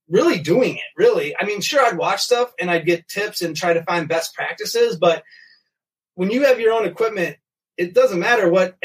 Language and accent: English; Minnesota, United States; I'm from Minnesota. Born and raised. Been here all my life. I live in Burnsville, a suburb of Minneapolis